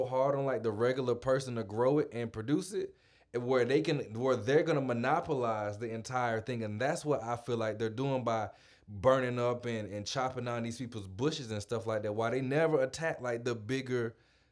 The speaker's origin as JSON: {"language": "English", "town": "Atlanta", "region": "Georgia", "country": "United States", "said": "I'm from Atlanta"}